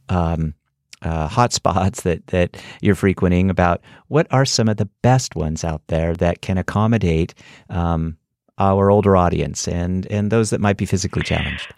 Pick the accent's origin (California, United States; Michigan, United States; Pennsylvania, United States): California, United States; Northern; moved away; I'm from Northern California